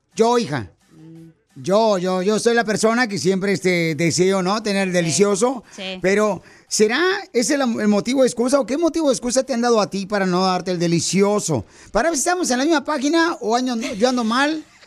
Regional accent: Jalisco, Mexico; soy de Jalisco

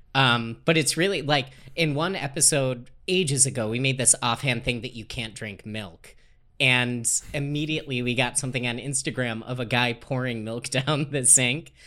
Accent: Dayton, Ohio, United States; moved away; I grew up in Dayton, Ohio.

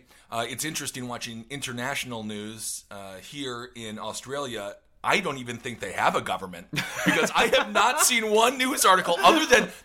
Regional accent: United States

